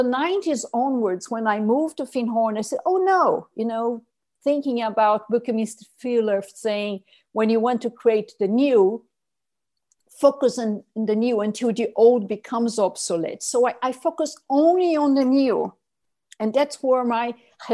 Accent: Brazil; in my home country, when Cerrado, which is savanna, meets tropical forest

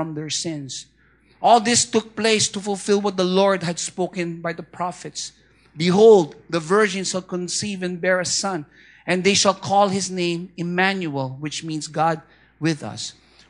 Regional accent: Philippines; I'm Filipino

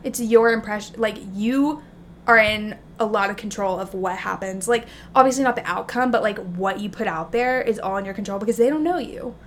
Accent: Alabama, United States; also born or lived in Texas; now in New York, United States; I grew up in Alabama

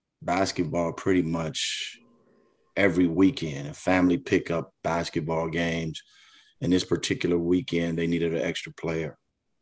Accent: Chicago, Illinois, United States; growing up in Chicago to me was special

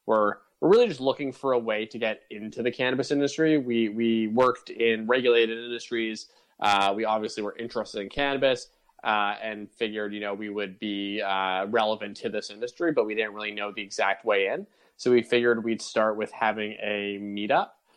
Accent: Toronto, Ontario, Canada; I'm from Toronto.

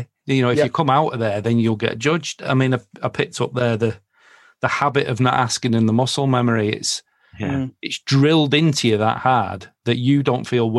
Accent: Manchester, North West England, United Kingdom; growing up in Clayton, nobody around me had fuck all, right? Yeah. So we had nothing to compare it against, because I went to school in Gort, and I hung around with lads from Moston and Openshaw

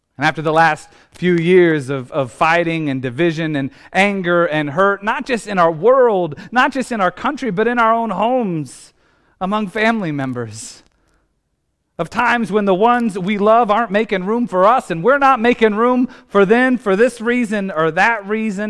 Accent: Indiana, United States; as a kid growing up in Indiana

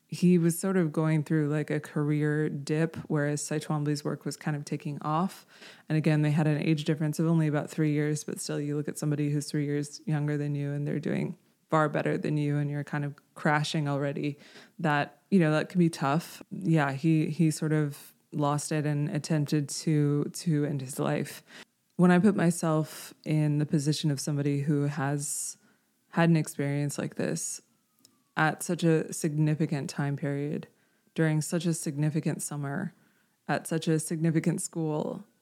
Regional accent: Houston, Texas, United States; I grew up in Houston

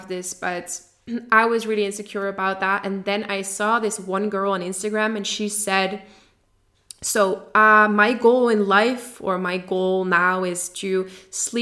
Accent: Netherlands; English is a second language; I am from the Netherlands

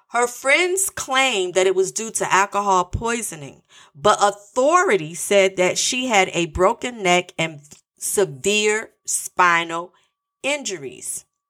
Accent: North Carolina, United States; North Carolina, my home state

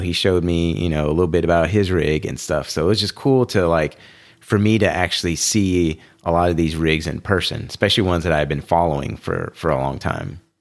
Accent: Houston, Texas, United States; I grew up in Houston, which is completely flat

